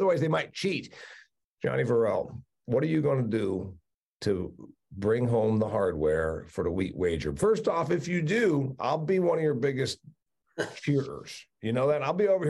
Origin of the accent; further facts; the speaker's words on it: Indiana, United States; I'm from Indiana, and we don't even matter when it comes to wheat. We produce some. I was a dairy farm kid.